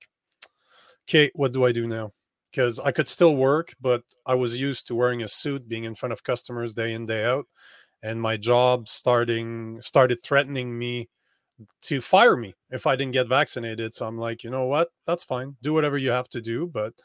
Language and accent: English; Canada; moved away as an adult; I'm from Canada